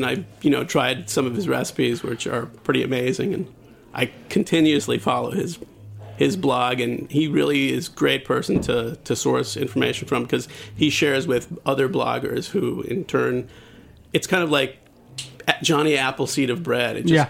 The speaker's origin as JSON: {"language": "English", "country": "Germany", "tie": "born there", "said": "I was born in Germany and lived there while I was in the service."}